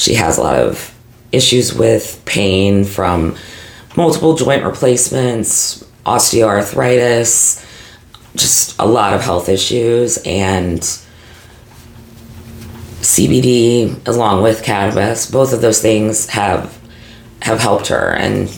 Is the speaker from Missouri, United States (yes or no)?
yes; St. Louis, Missouri, United States; growing up in St. Louis